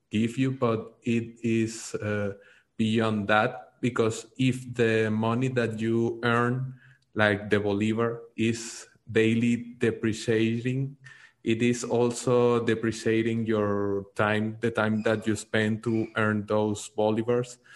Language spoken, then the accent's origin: English; Venezuela; I'm from Venezuela. I'm uh, currently living in Venezuela. I'm in Caracas.